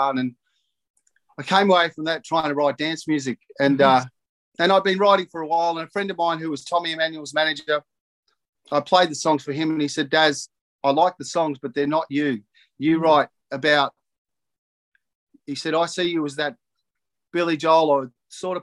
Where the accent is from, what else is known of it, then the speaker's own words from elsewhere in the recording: Narrandera, New South Wales, Australia; also born or lived in Cobram, Victoria; my growing up in Narandra and Cobram